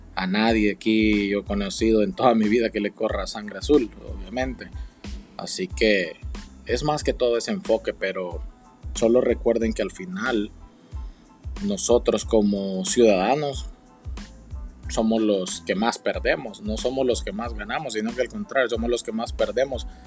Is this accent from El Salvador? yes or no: yes; El Salvador; now in United States; en El Salvador tengo toda, toda mi familia